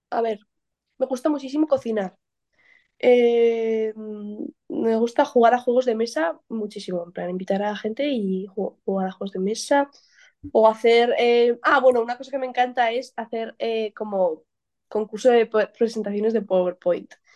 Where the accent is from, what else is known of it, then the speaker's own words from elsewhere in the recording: Pamplona, Navarre, Spain; now in Barcelona, Spain; soy de Pamplona y allá no hay playa, pero hay muchísima montaña